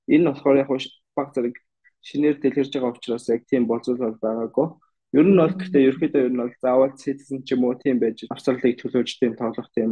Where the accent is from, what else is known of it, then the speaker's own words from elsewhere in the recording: Mongolia; now in Australia; би Монгол гээд Монголоос танилцуулаад